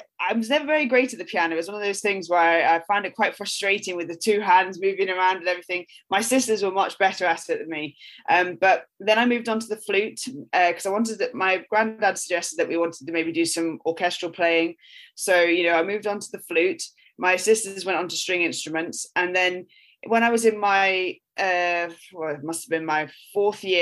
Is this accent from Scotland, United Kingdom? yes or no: yes; Luss, Scotland, United Kingdom; moved away as an adult; also born or lived in London; I grew up in Loch Lomond. My family have a farm at the top of Glen Luss. So I went to primary school in Luss, the tiny little village there.